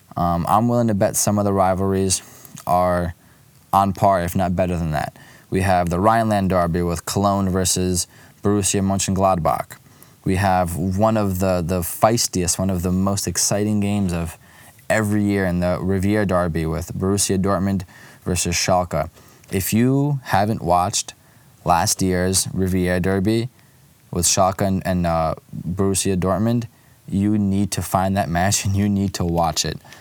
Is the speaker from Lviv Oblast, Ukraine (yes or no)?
yes; Lviv, Lviv Oblast, Ukraine; moved away; my hometown club, Karpatı Lviv